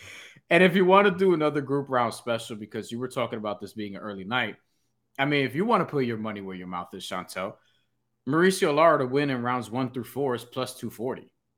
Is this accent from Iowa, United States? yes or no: no; New York, United States; I'm a New Yorker, you. And this is how we. This is how we communicate.